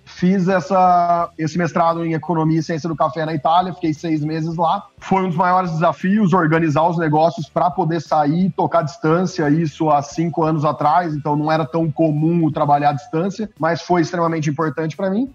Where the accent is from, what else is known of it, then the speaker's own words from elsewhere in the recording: Ribeirão Preto, São Paulo, Brazil; eu sou de Ribeirão Preto